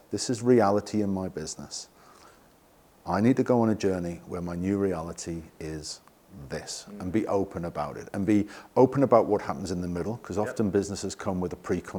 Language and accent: English; England, United Kingdom; Yeah. I'm English.